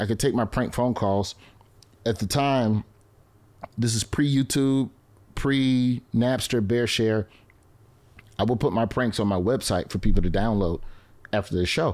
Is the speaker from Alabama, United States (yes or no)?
yes; Birmingham, Alabama, United States; my mom bounced me around to so many schools growing up in Birmingham, I knew the whole city